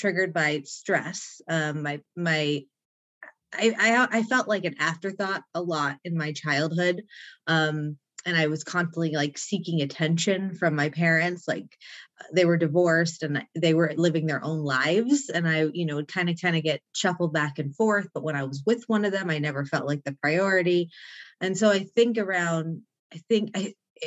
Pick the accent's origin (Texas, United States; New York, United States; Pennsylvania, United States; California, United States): California, United States; Mission Viejo; I grew up on Lake Mission Viejo, which is in South Orange County